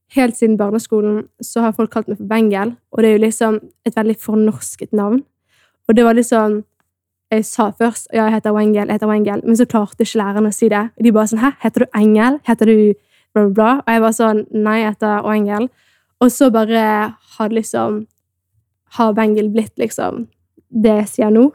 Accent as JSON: {"language": "Norwegian", "country": "Norway", "tie": "born or raised there", "said": "er opprinnelig fra Etiopia men jeg er da født og oppvokst i Norge"}